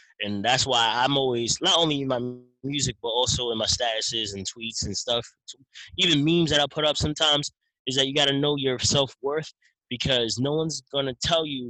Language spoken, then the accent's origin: English; New York City, New York, United States; now in Pennsylvania, United States; I'm originally from Brooklyn, if people don't know. I live in Pennsylvania